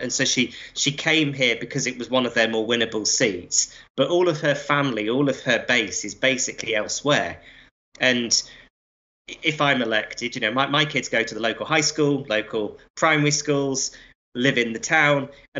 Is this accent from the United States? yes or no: no; Blackpool, North West England, United Kingdom; As your listeners will be able to work out from my accent, I had quite a nomadic childhood. I mean, I grew up in Blackpool.